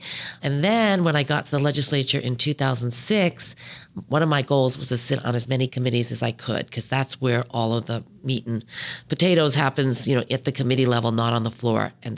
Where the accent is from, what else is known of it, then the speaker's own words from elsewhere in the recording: Long Island, New York, United States; moved away as an adult; also born or lived in Rochester; now in San Francisco, United States; I was born in New York City, grew up on Long Island, went to school in Rochester, didn't even think about agriculture at all. Then I moved to San Francisco back in 1988.